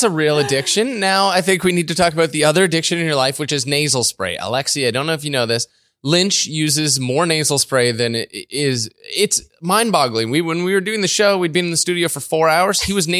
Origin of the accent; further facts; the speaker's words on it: Canada; We love being Canadian.